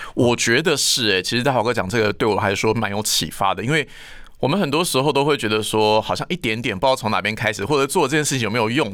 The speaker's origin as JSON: {"language": "Chinese", "region": "Hualien County", "country": "Taiwan", "tie": "born or raised there", "said": "因为我是花莲人"}